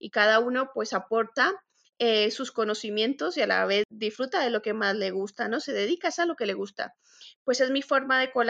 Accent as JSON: {"language": "Spanish", "country": "Colombia", "also_born_or_lived": "Spain", "said": "Soy colombiana y española también. Soy arquitecta por la Universidad Politécnica de Madrid"}